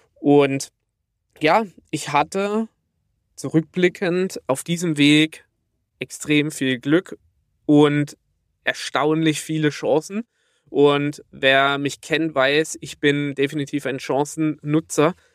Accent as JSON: {"language": "German", "area": "near Karlsruhe", "region": "Baden-Württemberg", "country": "Germany", "accent": "Baden (badisch)", "said": "komme aus der Nähe von Karlsruhe, wie man unschwer an meinem wunderbaren badischen Dialekt erkennen kann."}